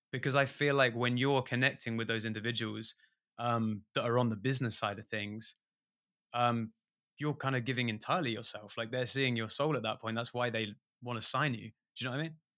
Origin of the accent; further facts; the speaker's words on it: England, United Kingdom; an english musician